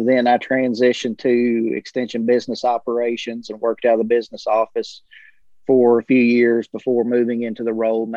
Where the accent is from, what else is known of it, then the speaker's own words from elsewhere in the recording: Cumberland County, South Central Kentucky, United States; I'm from South Central Kentucky originally. I was a product of Cumberland County and mm-hmm. Grew up and went to school there